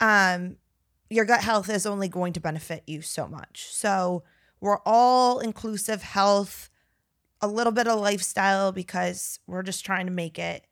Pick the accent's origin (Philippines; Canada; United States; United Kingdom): United States; Northern Virginia; now in Texas, United States; we're from Northern Virginia